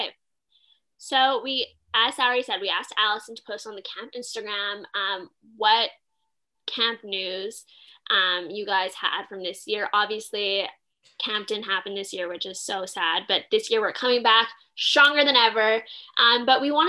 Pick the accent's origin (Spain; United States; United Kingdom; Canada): Canada; I'm Canadian